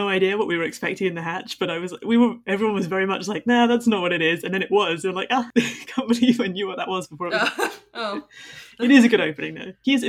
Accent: southern England, United Kingdom; accent: southern British, received English

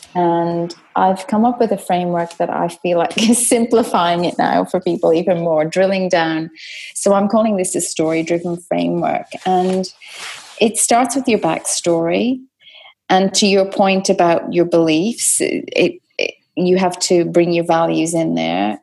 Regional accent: Dublin, Leinster, Ireland; I was brought up in Dublin

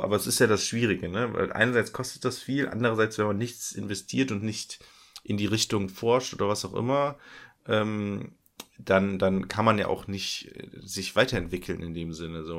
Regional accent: Germany; meine Heimat ist ja an der niederländischen Grenze

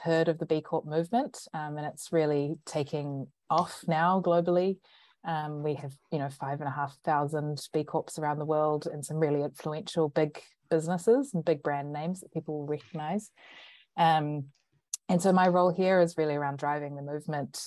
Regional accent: Auckland, New Zealand; I'm from Auckland, Tamaki Makaurau, here in Aotearoa, New Zealand

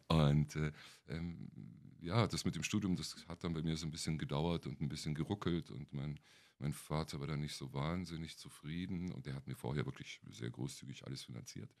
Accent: Kempten, Bavaria, Germany; moved away as an adult; also born or lived in North Rhine-Westphalia; now in Berlin, Germany; In meiner Heimatstadt, in Kempten im Allgäu.

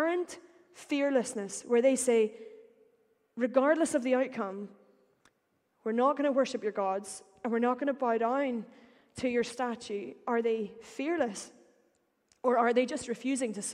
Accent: Northern Ireland, United Kingdom; accent: Northern Irish; I will say power like any good Northern Irish person

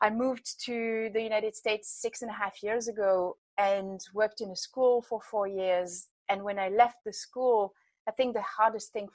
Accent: France; moved away as an adult; I grew up in France and been traveling and working in lots of different places

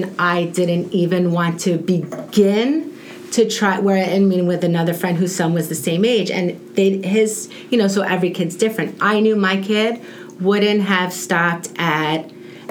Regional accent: New York, United States; moved away; We're from New York

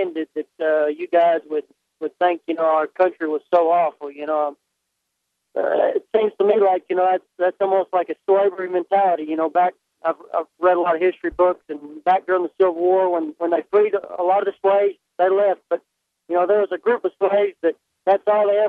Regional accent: Tennessee, United States; I'm from Tennessee

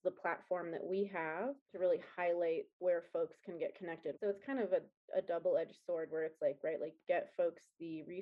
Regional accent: Colorado Springs, Colorado, United States; I am originally from Colorado, Colorado Springs

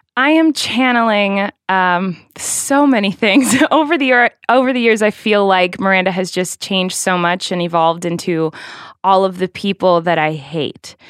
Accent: Santa Barbara, California, United States; I was born in Santa Barbara, California in November

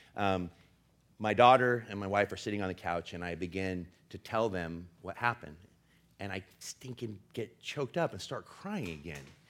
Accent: Portland, United States; I'm from Portland, and I'm Gen X

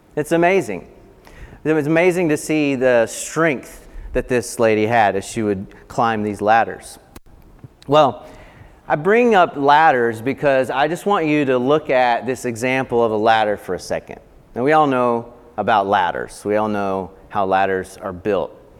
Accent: Appalachian Mountains of North Carolina, United States; I grew up in the Appalachian Mountains of North Carolina

